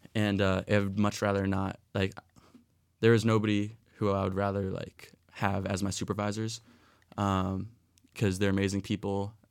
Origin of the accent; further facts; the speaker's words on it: Philadelphia, Pennsylvania, United States; moved away; I'm from Philadelphia